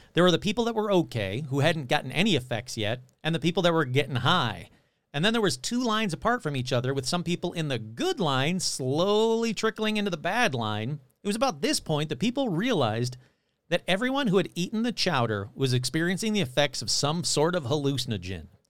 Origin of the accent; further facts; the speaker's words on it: Michigan, United States; moved away; Growing up in Michigan